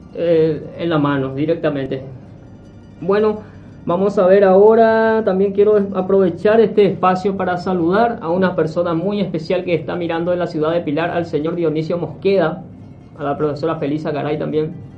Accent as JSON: {"language": "Spanish", "town": "Itá", "region": "Central", "country": "Paraguay", "tie": "born or raised there", "moved": "as an adult", "lives_now": "Buenos Aires, Argentina", "said": "del pueblo donde yo nací, eh, Laguna Itá, Paraguay."}